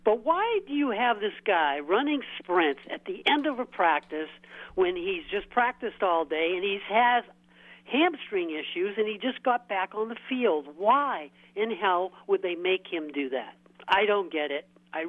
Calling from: Portland, Maine, United States; Oh, this is … from Portland, Maine.

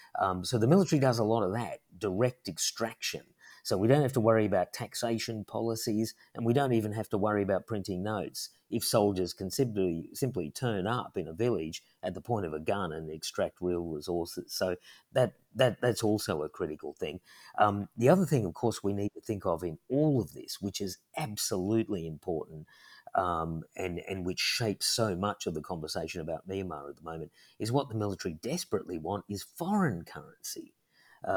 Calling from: Sydney, New South Wales, Australia; So I'm talking from Australia, and if I went to a shop just here in Sydney

